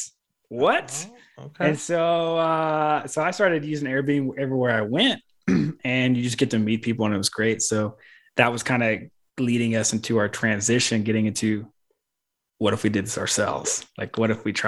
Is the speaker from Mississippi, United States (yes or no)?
yes; Mississippi, United States; moved away as an adult; also born or lived in California; I'm from Mississippi